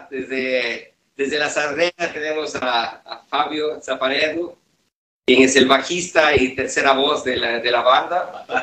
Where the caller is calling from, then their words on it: Turin, Piedmont, Italy; nosotros somos Stalin Steel de Band y efectivamente les saludamos desde Turín, Italia.